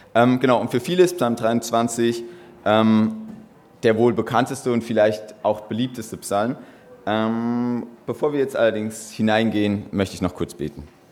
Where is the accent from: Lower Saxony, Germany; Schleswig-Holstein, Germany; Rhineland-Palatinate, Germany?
Rhineland-Palatinate, Germany; Böhl-Iggelheim; ich komme aus Böhl-Igelheim